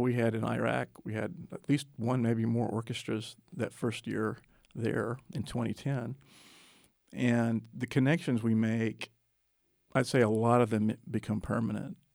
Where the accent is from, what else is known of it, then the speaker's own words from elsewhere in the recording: Texas, United States; I grew up actually in Texas, and I always say my home is I thirty-five corridor